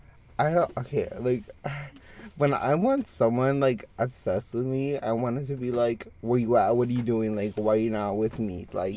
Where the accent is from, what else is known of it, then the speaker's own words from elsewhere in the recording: Texas, United States; I'm from Texas.